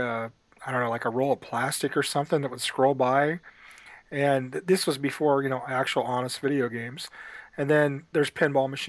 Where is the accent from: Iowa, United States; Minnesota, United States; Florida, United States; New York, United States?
Iowa, United States; Ottumwa; As a kid, I grew up in Ottumwa, Iowa